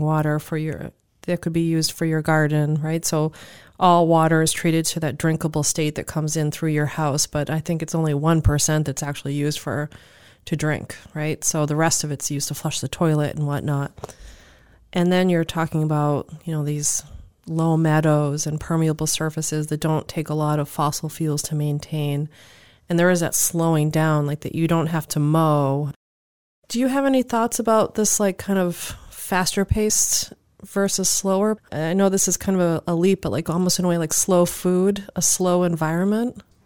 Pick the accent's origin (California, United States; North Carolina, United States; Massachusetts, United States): Massachusetts, United States; Cape Cod; growing up on Cape area